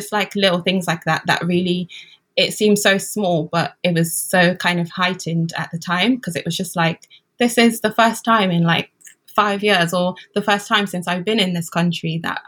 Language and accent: English; United Kingdom; I'm British, what do you mean?